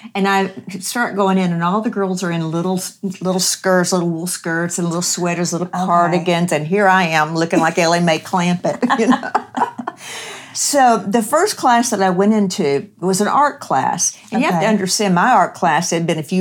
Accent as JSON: {"language": "English", "region": "Kentucky", "country": "United States", "tie": "born or raised there", "said": "hillbilly community in Kentucky. I'm from Kentucky."}